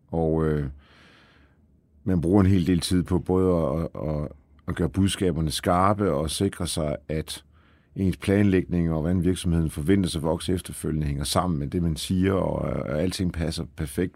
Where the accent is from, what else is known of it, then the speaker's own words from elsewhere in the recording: Aalborg, North Denmark Region, Denmark; also born or lived in Poland; Så jeg er jo født i Polen faktisk, ja. og, øh, og var vel to-tre år gammel, da vi kom til Danmark øh, og øh, er jo så vokset op øh, i Aalborg.